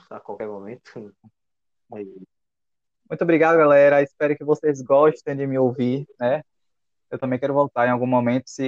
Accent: Salvador, Bahia, Brazil; Eu, como soteropolitano, quero pedir desculpas, viu, galera? Eu sou de Salvador, da Bahia

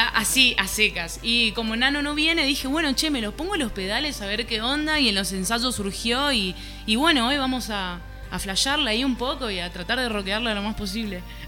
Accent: Formosa, Argentina; now in Buenos Aires, Argentina; somos de Formosa, vivimos hace un tiempo ya en Buenos Aires

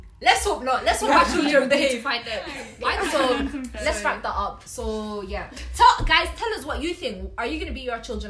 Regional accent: Glasgow, Scotland, United Kingdom; born or raised there; also born or lived in Somalia

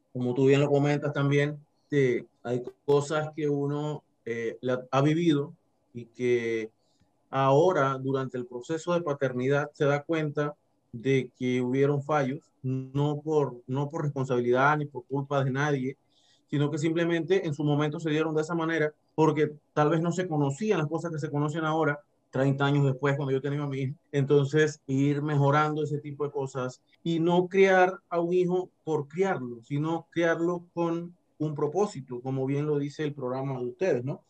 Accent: Herrera, Panama; moved away as an adult; now in Chiriquí, Panama; soy de la provincia de Herrera, tengo 15 años de estar en Chiriquí viviendo.

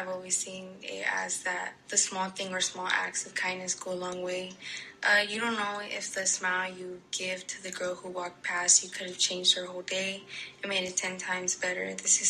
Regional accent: Houston, Texas, United States; I was born and raised in Houston

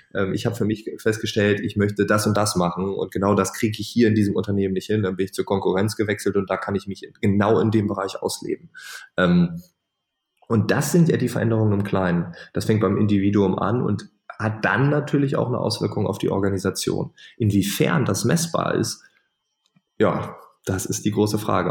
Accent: East Frisia, Lower Saxony, Germany; ich bin Ostfriese

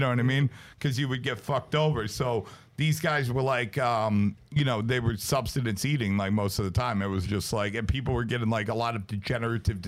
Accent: United States; also born or lived in Brooklyn, New York / New Jersey; growing up in Brooklyn and New Jersey

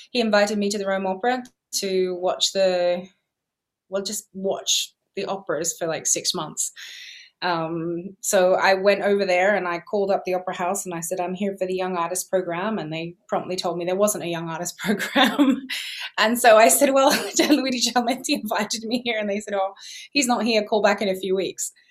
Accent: England, United Kingdom; born there; I was born in England, yeah, and I'd also gone over to Italy a few years before to learn Italian

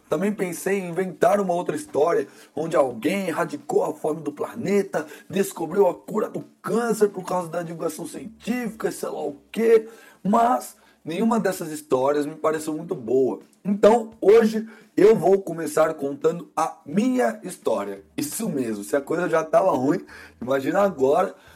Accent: Brazil; Mas eu nasci no Brasil. Então, ironicamente, por eu ter nascido no Brasil, eu sou brasileiro

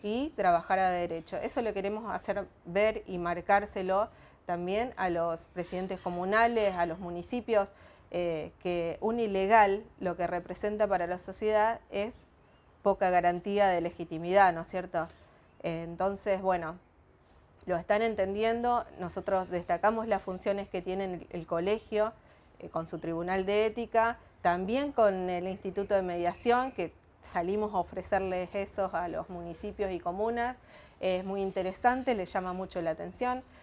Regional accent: Timbúes, Santa Fe, Argentina; yo soy de Timbúes, es una localidad que está al norte de San Lorenzo

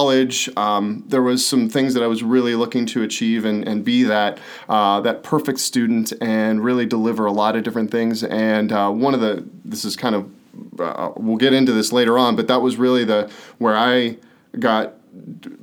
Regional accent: Pittsburgh, Pennsylvania, United States; born and raised in Pittsburgh, super proud to be from there

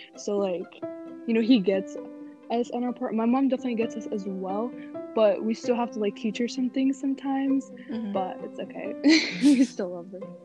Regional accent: United States; I was born here. But I guess you mean like just like my overall life in America

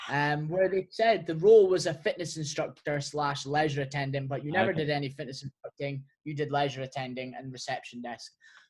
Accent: Scotland, United Kingdom; I'm Scottish PT. Don't really sound Scottish, whether that's irrelevant or not.

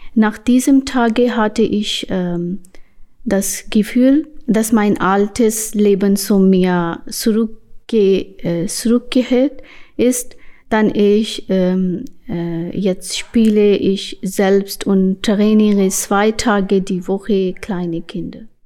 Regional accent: Pakistan; German is a second language; moved away as an adult; now in Hamburg, Germany; ich komme aus Pakistan in 2019. Äh, ich wohne hier in Eimsbüttel, Hamburg.

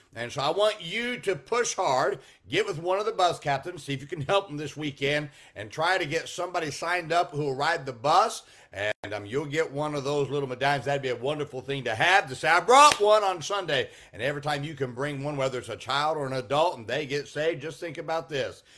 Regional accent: Salinas, California, United States; moved away; I grew up in Salinas, California

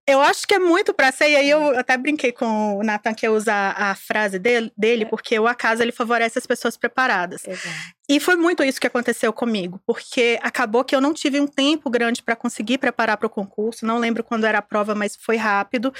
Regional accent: Caraí, Minas Gerais, Brazil; eu sou mineira, sou de uma cidade do interior. É, a minha cidade fica no Vale do Jequitinhonha, chama Caraí, tem 20 mil habitantes

